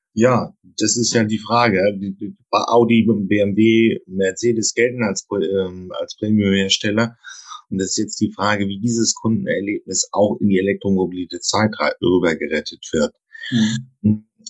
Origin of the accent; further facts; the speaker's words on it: Germany; da sind wir ja Deutsche